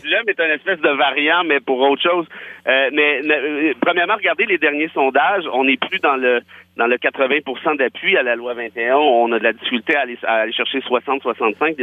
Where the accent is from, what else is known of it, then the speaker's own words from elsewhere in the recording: Quebec, Canada; je suis un Québécois de région de toute façon